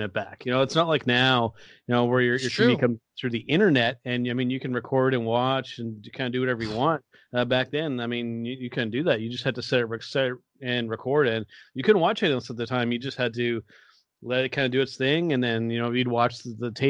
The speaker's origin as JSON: {"language": "English", "country": "Canada", "said": "Here in Canada, we pronounce it gee"}